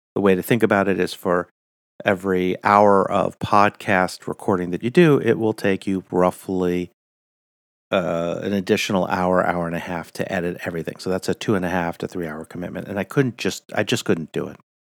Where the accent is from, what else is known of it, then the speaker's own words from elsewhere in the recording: United States; I'm your American host